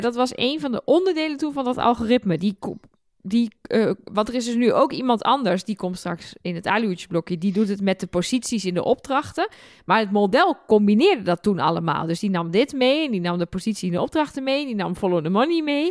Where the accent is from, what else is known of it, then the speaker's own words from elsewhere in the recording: Twente, Overijssel, Netherlands; ik kom uit Twente.